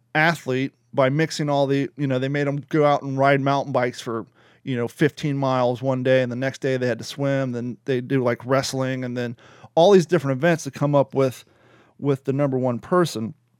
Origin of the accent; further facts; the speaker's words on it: Kentucky, United States; accent: Kentucky, Florida; moved away; also born or lived in Florida; I grew up in Kentucky, so my Kentucky, Florida accent